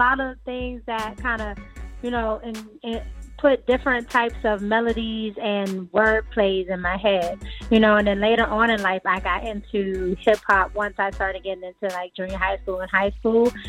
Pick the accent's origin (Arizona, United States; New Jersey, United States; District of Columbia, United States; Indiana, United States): District of Columbia, United States; Washington; growing up in D.C., you know, very heavily musically